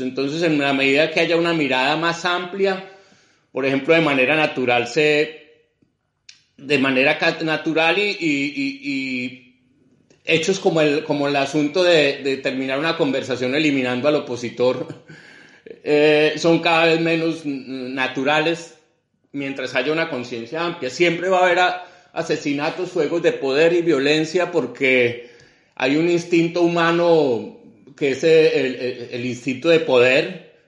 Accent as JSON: {"language": "Spanish", "country": "Colombia", "moved": "yes"}